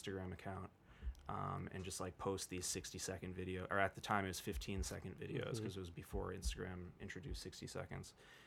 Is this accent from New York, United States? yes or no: yes; New York City, New York, United States; I was born and raised in New York